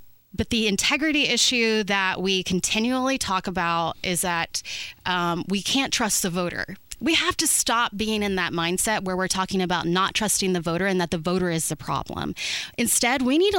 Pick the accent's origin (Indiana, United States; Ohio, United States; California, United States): Indiana, United States; Martinsville; I'm from Indiana. I'm from Martinsville.